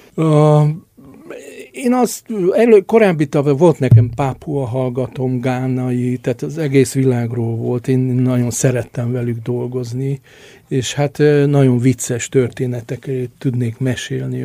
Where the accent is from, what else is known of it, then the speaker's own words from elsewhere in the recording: Transylvania, Romania; moved away as an adult; also born or lived in Budapest, Hungary; now in Hungary; én Erdélyben nőttem föl